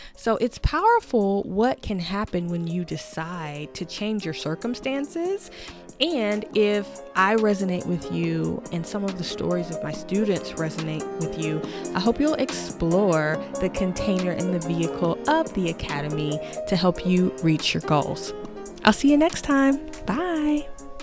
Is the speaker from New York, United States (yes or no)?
no; Tennessee, United States; I'm from Tennessee, where we pretty much learn to drive as soon as possible